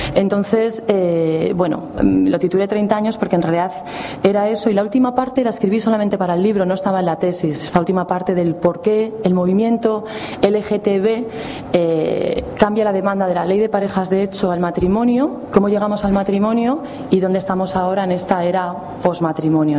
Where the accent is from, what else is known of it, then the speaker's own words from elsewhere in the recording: Madrid, Community of Madrid, Spain; Yo, como soy de Madrid